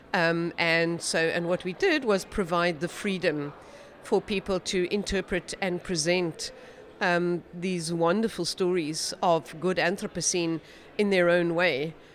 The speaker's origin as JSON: {"language": "English", "country": "South Africa", "said": "I'm a South African practicing futurist"}